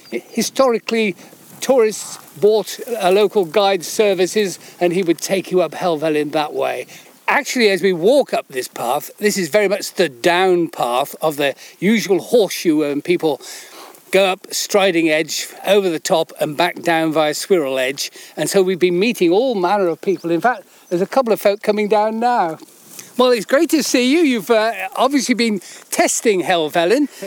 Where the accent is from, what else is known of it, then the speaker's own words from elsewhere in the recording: London, United Kingdom; I come from London.